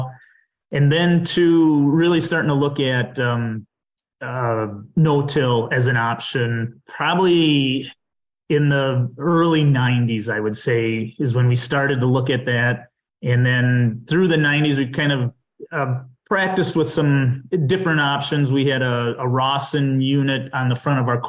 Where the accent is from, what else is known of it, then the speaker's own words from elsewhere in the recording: southwest Dodge County, Wisconsin, United States; also born or lived in Chicago; I grew up on a farm in southwest Dodge County, Wisconsin